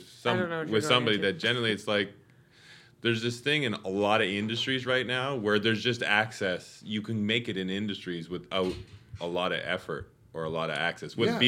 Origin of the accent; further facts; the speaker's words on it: Winnipeg, Manitoba, Canada; now in Los Angeles, United States; Winnipeg, Canada.